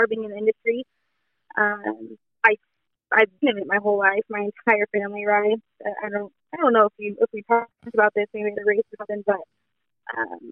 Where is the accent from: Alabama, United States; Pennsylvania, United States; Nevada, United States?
Nevada, United States; Fernley; moved away as an adult; also born or lived in Sacramento / Southern California; I'm originally from a little town called Burnley outside of Reno, Nevada